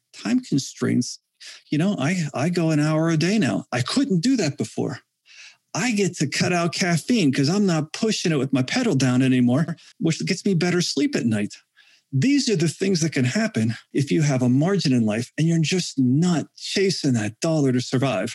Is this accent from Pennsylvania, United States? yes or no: yes; Western Pennsylvania, United States; I come from Western Pennsylvania.